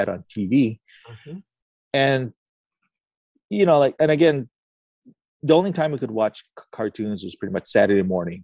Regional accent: Pearl City, Hawaii, United States; now in Mililani, United States; Originally, I'm from Pearl City, but now I'm in Mililani

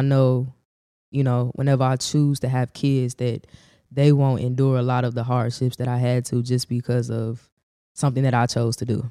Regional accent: Chicago, Illinois, United States; also born or lived in Gary, Indiana; I was raised on the South Side

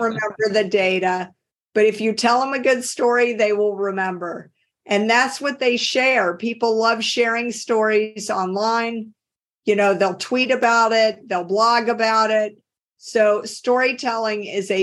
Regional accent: Deep South, United States; accent: Southern; now in Cambridge, United States; I grew up in the Deep South. You can tell if you talk to me and you know the American accent, I say things like y'all instead of you. So people immediately pick up on the fact that I'm from the South

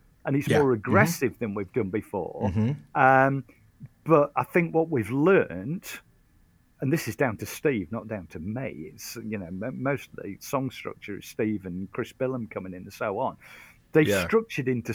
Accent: United Kingdom; we're very British.

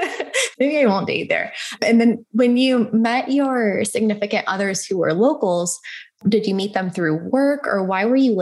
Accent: United States; especially being American, we kind of see it as you guys are really enjoying your lifestyle.

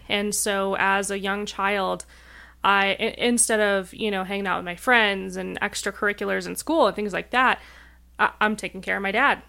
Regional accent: Rapid City, South Dakota, United States; moved away as an adult; now in Denver, United States; I grew up in tiny town, Rapid City, South Dakota

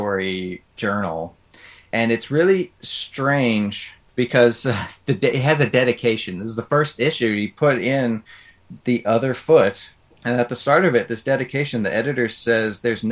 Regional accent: Des Moines, Iowa, United States; I grew up in Des Moines, Iowa

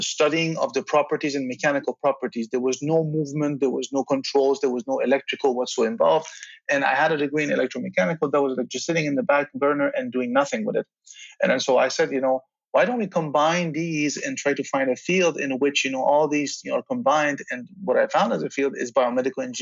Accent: Belgium; moved away as an adult; also born or lived in Tehran, Iran / Charlottesville, Virginia, United States; now in United States; I grew up in Belgium, and I was born in Iran, Tehran, and then came to Belgium when I was nine

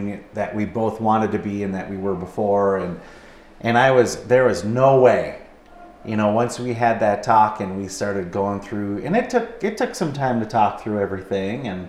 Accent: Minnesota, United States; moved away as an adult; now in Pocatello, United States; we're from Minnesota and all of our family is back there

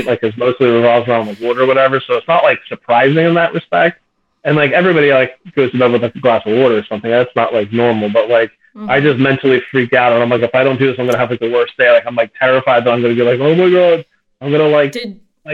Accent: Plymouth Meeting, Pennsylvania, United States; moved away as an adult; also born or lived in Philadelphia, Pennsylvania; now in Lower Delaware, United States; I grew up in the country Plymouth area

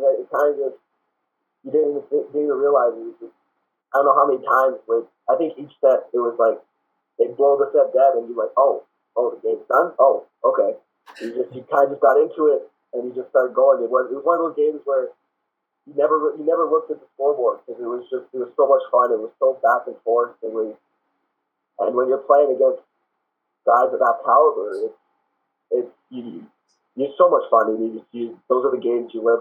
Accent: Mississauga, Ontario, Canada; I'm from Mississauga, so Sheridan ended up being hometown

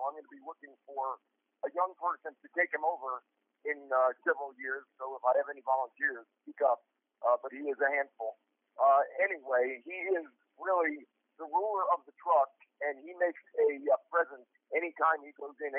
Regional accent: upstate New York, United States; moved away; also born or lived in Atlanta, Georgia; We have several trucks out of Atlanta, Georgia, although I'm originally from New York, upstate New York. And I went to school up there.

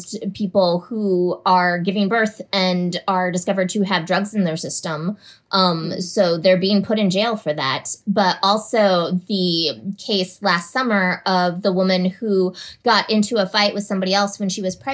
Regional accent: Minnesota, United States; moved away as an adult; now in Tuscaloosa, United States; I am formerly from Minnesota, but as of a couple of weeks ago, I've moved now to Tuscaloosa, Alabama

